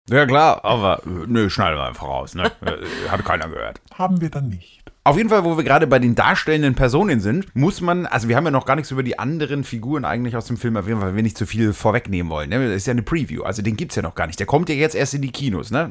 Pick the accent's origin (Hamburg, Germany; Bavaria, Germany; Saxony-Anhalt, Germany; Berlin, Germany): Bavaria, Germany; Franconia; wir sind ja aus Franken